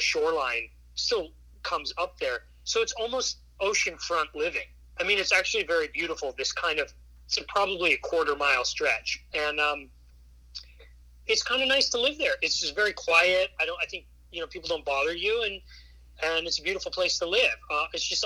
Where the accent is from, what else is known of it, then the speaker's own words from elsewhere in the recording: California, United States; I grew up in California